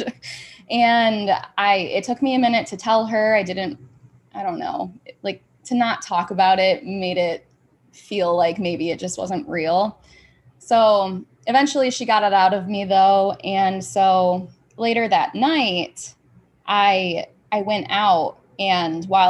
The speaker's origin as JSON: {"language": "English", "town": "Grand Rapids", "region": "Michigan", "country": "United States"}